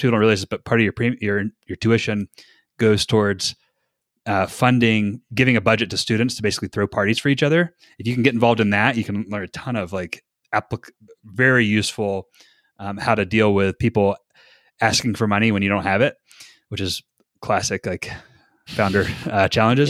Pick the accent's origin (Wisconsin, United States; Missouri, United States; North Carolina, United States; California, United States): North Carolina, United States; moved away as an adult; now in Utah, United States; I'm from North Carolina